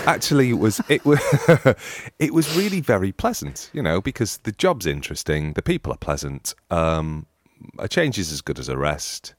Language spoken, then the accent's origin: English; United Kingdom; being British